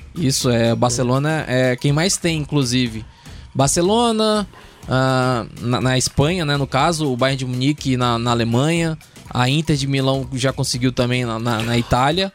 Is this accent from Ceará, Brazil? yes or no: no; Pará, Brazil; eu sou do Pará.